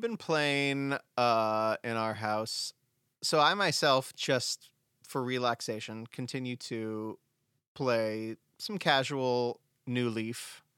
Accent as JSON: {"language": "English", "region": "Southern California", "country": "United States", "tie": "born or raised there", "moved": "yes", "said": "we did jack o' lanterns growing up in Southern California"}